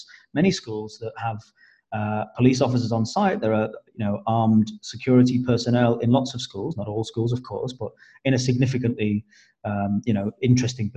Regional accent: United Kingdom; as Brits.

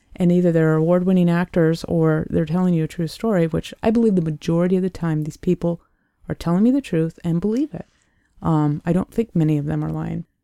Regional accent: Sioux Falls, South Dakota, United States; I, I was born and raised in Sioux Falls, South Dakota, the southeastern part of the state.

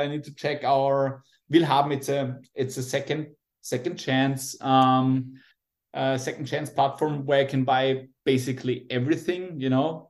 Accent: Austria; also born or lived in Salzburg, Austria; I'm from Austria.

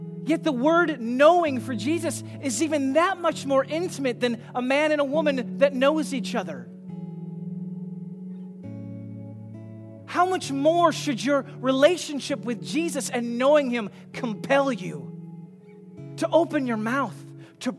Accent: United States; many of us as American Christians

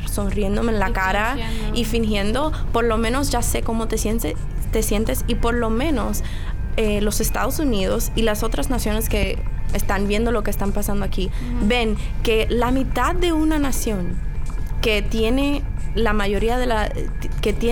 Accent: Dominican Republic; now in Washington Heights, United States; Washington Heights, que es una comunidad que es la mayoría somos dominicanos que vivimos ahí

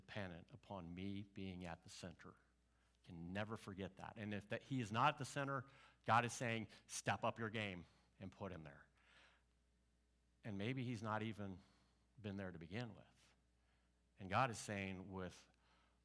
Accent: Mattoon, Illinois, United States; moved away; I grew up in Mattoon, Illinois.

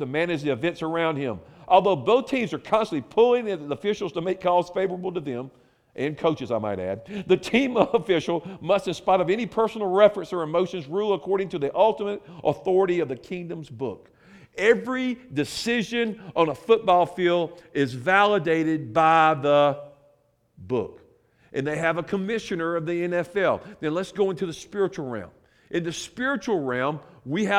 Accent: United States; Growing up in America

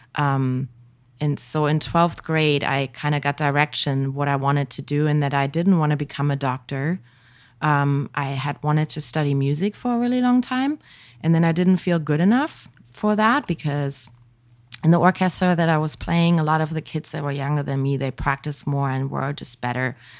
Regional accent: village near Hanover, Lower Saxony, Germany; moved away; I grew up in a tiny little village. The next big known town would be Hanover

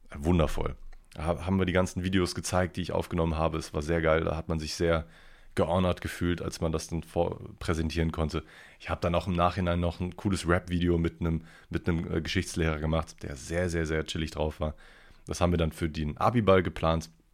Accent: Ruhr area, North Rhine-Westphalia, Germany; also born or lived in Cologne; werde ich gar nicht als Kölner mehr erleben, sondern wieder als, als originaler Ruhrpotter

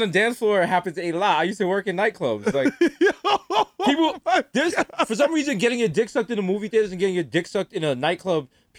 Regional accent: United States; just because I'm from America.

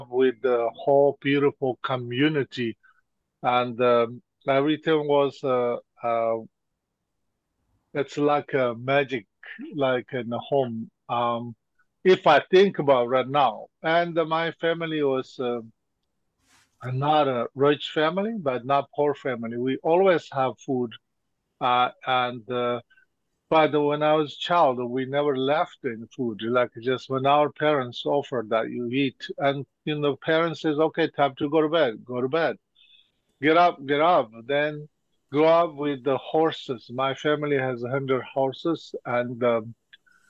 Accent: Golok, Tibet, Qinghai, China; I was born and grew up there

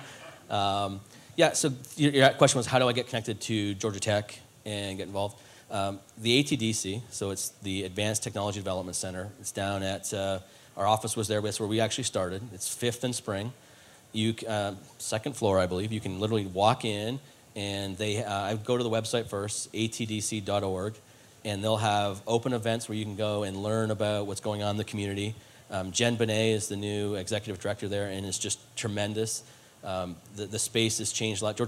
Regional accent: Canada; moved away; being Canadian

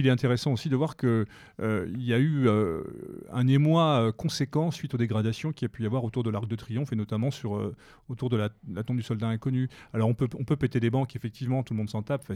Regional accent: France; chez nous, en France

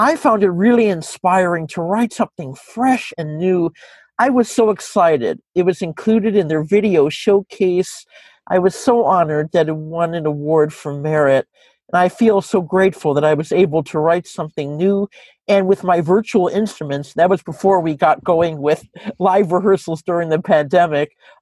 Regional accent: Rochester, New York, United States; I grew up here in Rochester

